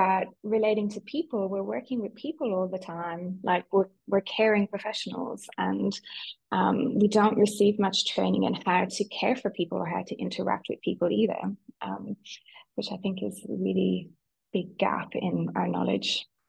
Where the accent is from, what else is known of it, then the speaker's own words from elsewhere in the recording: Ireland; accent: Irish; also born or lived in London; So you might know from my accent, although my family would argue that I don't sound Irish anymore, but I'm Irish. So I grew up in Ireland